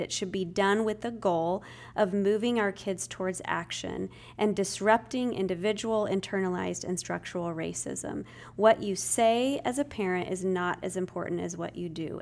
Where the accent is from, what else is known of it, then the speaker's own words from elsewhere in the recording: Spokane, Washington, United States; moved away as an adult; now in Tennessee, United States; I was born and raised in the Northwest, Spokane, Washington, but I've been here in Tennessee for about twenty years